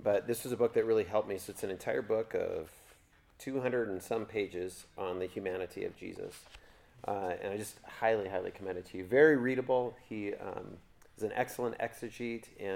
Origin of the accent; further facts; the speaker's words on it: Kentucky, United States; I'm just from Kentucky.